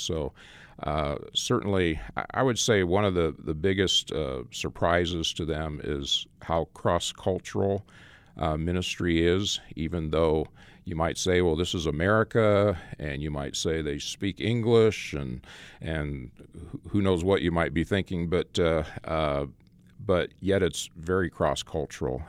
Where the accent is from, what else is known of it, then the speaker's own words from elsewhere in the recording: Phoenix, Arizona, United States; moved away as an adult; also born or lived in Nebraska; now in Morton, United States; I grew up in Phoenix